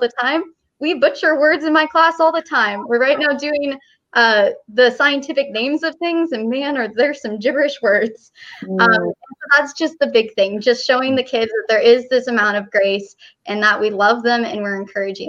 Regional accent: Texas, United States; moved away as an adult; now in Kansas, United States; I'm from Texas. I've lived in Texas all my life until now. And then God said, move to Kansas.

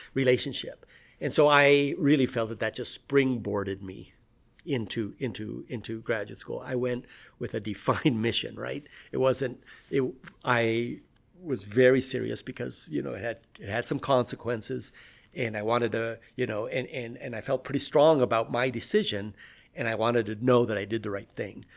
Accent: Pacific Northwest, United States; also born or lived in Peru; now in Colorado, United States; I grew up in the Pacific Northwest

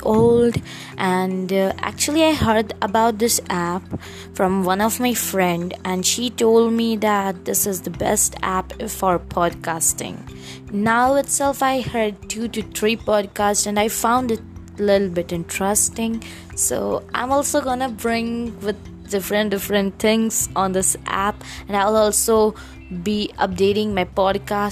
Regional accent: India; I'm from India

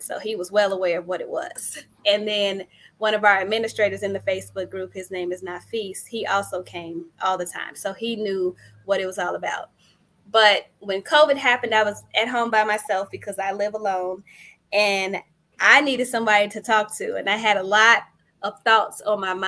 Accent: Chicago, Illinois, United States; also born or lived in Philadelphia / Indiana; I'm a Chicagoan too. I'm from the west side of Chicago. So I've been here nearly all of my life

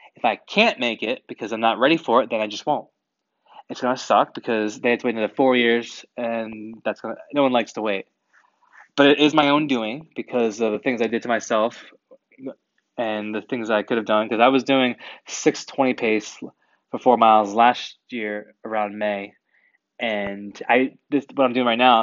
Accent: New England, United States; I grew up in New England

